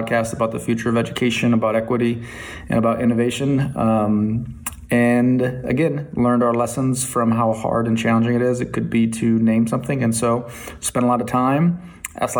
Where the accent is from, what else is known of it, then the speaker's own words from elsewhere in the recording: Toledo, Ohio, United States; moved away; growing up in Toledo, Ohio, shout out to public schools in Toledo, Ohio